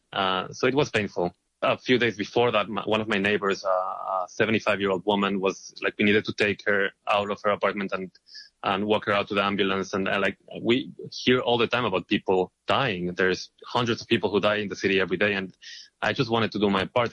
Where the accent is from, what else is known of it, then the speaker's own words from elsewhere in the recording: Israel; moved away as an adult; now in New York, United States; I am originally from Israel